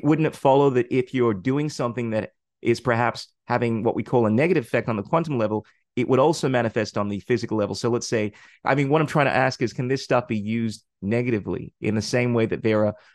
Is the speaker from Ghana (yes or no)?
yes; Ghana; in my culture, I come from Ghana